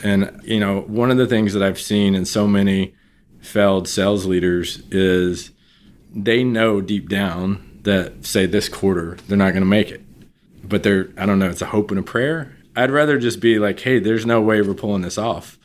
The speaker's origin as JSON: {"language": "English", "town": "Beaumont", "region": "Texas", "country": "United States", "tie": "born or raised there", "also_born_or_lived": "Austin, Texas", "moved": "as an adult", "said": "I grew up in Southeast Texas, Beaumont, Texas"}